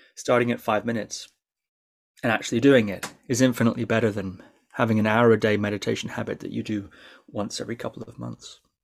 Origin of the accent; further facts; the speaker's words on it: Shetland, Scotland, United Kingdom; growing up in Shetland, yeah, it is a strange place to grow up.